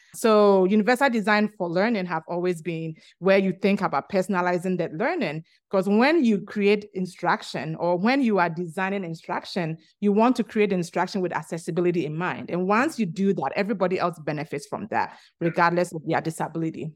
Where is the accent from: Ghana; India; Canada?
Ghana; moved away as an adult; also born or lived in Virginia, United States; now in New Orleans, United States; I'm originally from Ghana, which is located in the western part of Africa